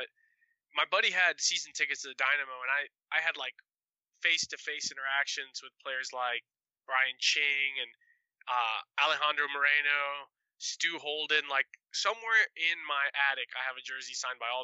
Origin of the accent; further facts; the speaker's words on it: Venezuela; I'm from Venezuela